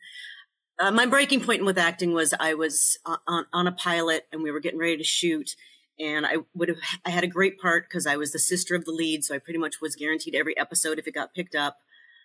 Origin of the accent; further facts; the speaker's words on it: Denver, Colorado, United States; moved away; also born or lived in Chile / Bay Area, California / New York / Los Angeles; I spent most of my growing up in Colorado, in Denver